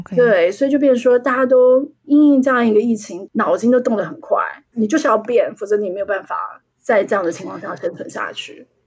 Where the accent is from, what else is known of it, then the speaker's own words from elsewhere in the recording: Taiwan; now in London, United Kingdom; 我们台湾人过去的教育的这个情况